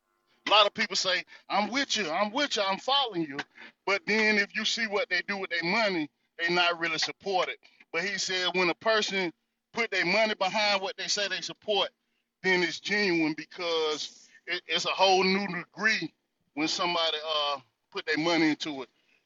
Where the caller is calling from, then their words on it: North Carolina, United States; I'm coming from the North Carolina territory